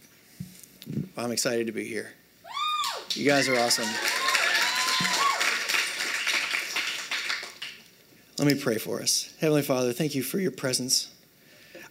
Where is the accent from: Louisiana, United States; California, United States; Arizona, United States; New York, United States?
Louisiana, United States; North; moved away as an adult; also born or lived in Oklahoma / Florida; I grew up in North Louisiana, spent some time